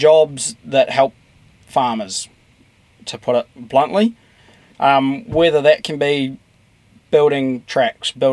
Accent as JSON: {"language": "English", "country": "New Zealand", "said": "part of agriculture in New Zealand"}